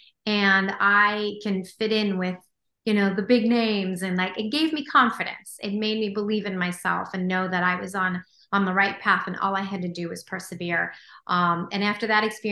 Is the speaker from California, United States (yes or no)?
yes; Los Angeles, California, United States; I grew up in Los Angeles